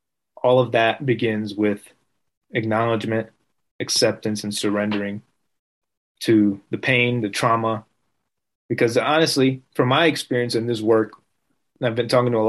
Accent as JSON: {"language": "English", "town": "Las Vegas", "region": "Nevada", "country": "United States", "tie": "born there", "also_born_or_lived": "New Jersey", "said": "I was born in Vegas, but I was living in New Jersey, which I wasn't really fond of."}